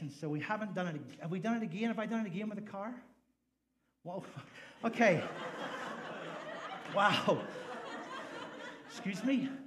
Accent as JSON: {"language": "English", "country": "Ireland", "lives_now": "United States", "said": "I'm an Irish guy, in case you didn't figure that out. And we don't really have a lot of 4x4s in Ireland because um, the roads are really small and gas is really expensive."}